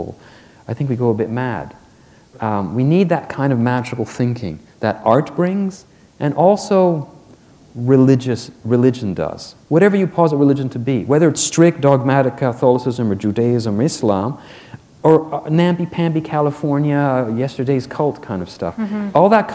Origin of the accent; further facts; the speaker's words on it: Quebec, Canada; I'm from Quebec, which is the most secular society in Canada